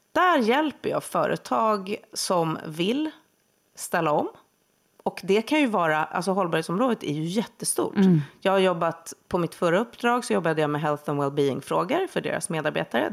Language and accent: Swedish; Huddinge, Stockholm County, Sweden; Söder om Stockholm, i Huddinge